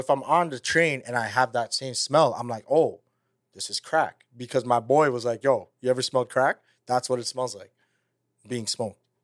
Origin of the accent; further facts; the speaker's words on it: Toronto, Ontario, Canada; we're from Toronto